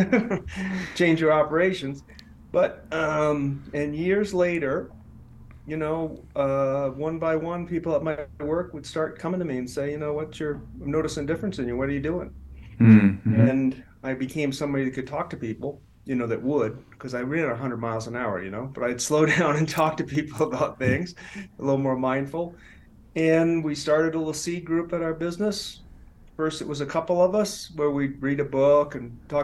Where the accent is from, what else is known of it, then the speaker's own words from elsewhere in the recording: Maine, United States; moved away as an adult; also born or lived in Boston; I'm from Maine originally